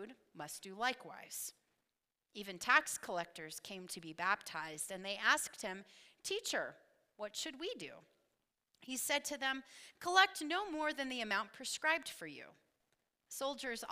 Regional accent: Knoxville, Tennessee, United States; moved away; I was born and raised in Knoxville, Tennessee

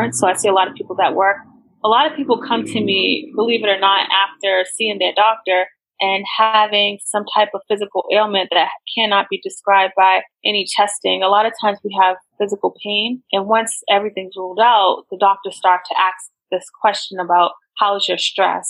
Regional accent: United States; I grew up in America

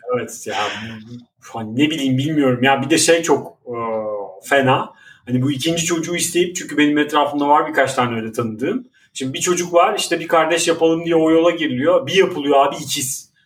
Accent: Istanbul, Turkey; bir Maltepeli olarak

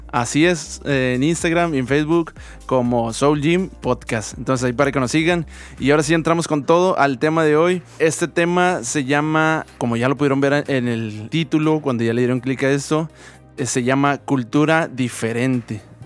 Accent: Mexico; como mexicanos

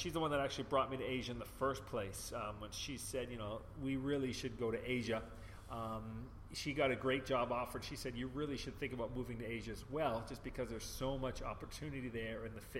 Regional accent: Vancouver, British Columbia, Canada; moved away; also born or lived in Hong Kong; Vancouver, Canada. I can tell people, if I was to go back to Canada, it would be Vancouver. That's my hometown. I keep my driver's license from Vancouver.

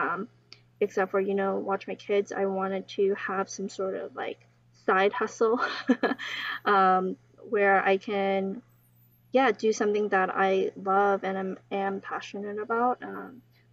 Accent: United States; we are also American

